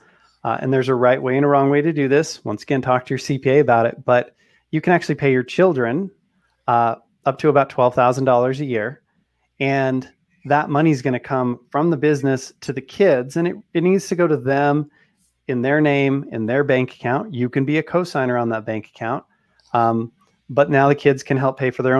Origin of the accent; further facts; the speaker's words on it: Utah, United States; I'm from Utah. People have a lot of kids here